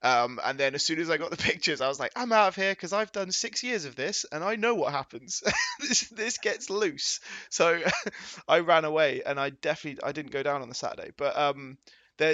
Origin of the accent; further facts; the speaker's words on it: England, United Kingdom; I'm English, mate.